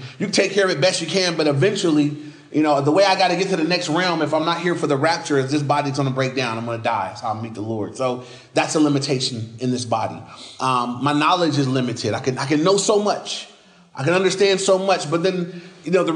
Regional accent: United States

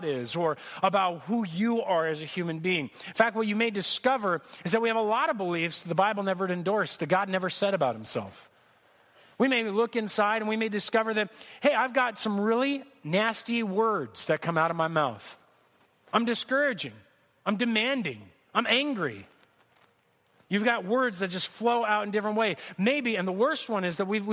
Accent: Corona, California, United States; I grew up here in Corona

